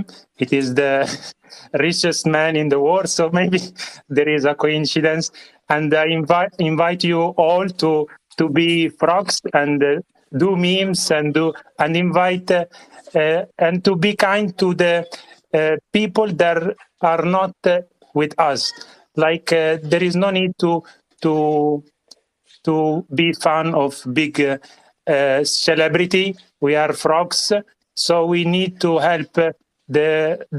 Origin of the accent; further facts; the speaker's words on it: Italy; accent: Italian; English is a second language; I am from Italy, but there is no Italian accent, how you can hear.